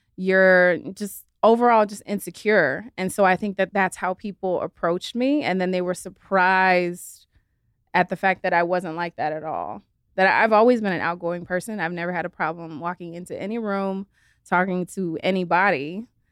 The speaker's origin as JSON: {"language": "English", "town": "Los Angeles", "region": "California", "country": "United States", "tie": "born or raised there", "also_born_or_lived": "San Diego", "said": "I'm born and raised in LA. So I'm like a true LA girl"}